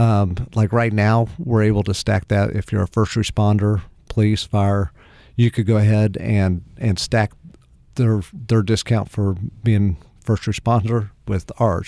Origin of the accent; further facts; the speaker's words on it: Pleasant Hill, Missouri, United States; also born or lived in Springfield, Missouri; I grew up in the Kansas City area, Cass County, so not far from, from where you're from.